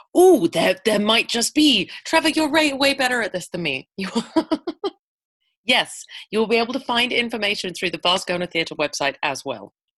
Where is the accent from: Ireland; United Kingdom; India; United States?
United Kingdom; England; moved away as an adult; now in Edmonton, Canada; I'm a Brit. I'm an expat Brit. I uh, I moved here from England in 2000